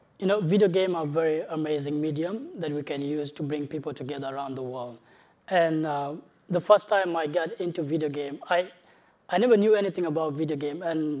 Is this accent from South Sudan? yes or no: yes; South Sudan; moved away; I'm from South Sudan, it's a country that is ripped by civil war.